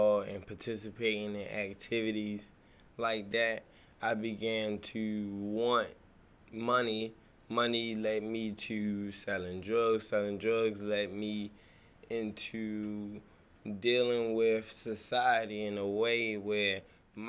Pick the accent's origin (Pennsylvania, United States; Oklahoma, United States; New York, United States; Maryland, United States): Maryland, United States; Baltimore; I grew up in Northwest Baltimore. I'm from Shirley Avenue, which is in the lower parts of Park Heights.